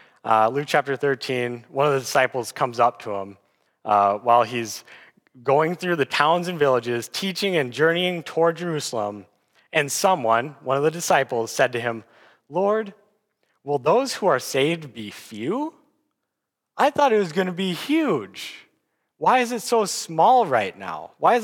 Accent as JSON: {"language": "English", "town": "Aberdeen", "region": "Scotland", "country": "United Kingdom", "said": "I'm from Aberdeen, but I'm definitely not a farmer, so I'm limited in my understanding here."}